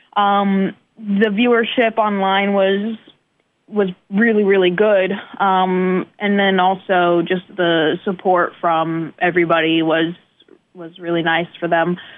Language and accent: English; northeast of the United States, United States; moved away as an adult; also born or lived in China / Texas / New Jersey / New York; now in Fort Wayne, United States; I was raised in the northeast of the United States